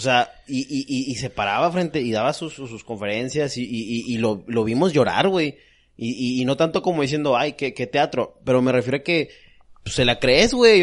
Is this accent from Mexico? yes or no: yes; Mexico; Yo como mexicano